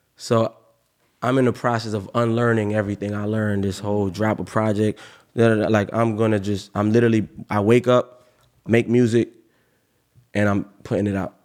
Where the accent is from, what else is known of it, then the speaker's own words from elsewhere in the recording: Cape Coral, Florida, United States; also born or lived in Miami; I'm from Miami, but I grew up in Cape Coral